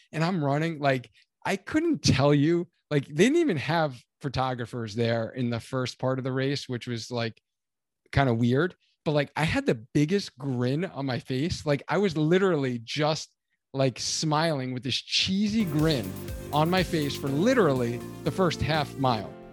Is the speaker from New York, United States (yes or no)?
no; Cheshire, Connecticut, United States; the Cheshire Half Marathon here in Connecticut. So this is my hometown race.